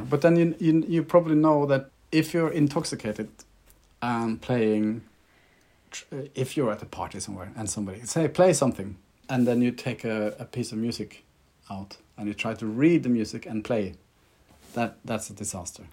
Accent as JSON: {"language": "English", "country": "Norway", "accent": "Scandi", "said": "I'm Norwegian, so you have to excuse my Scandi accent"}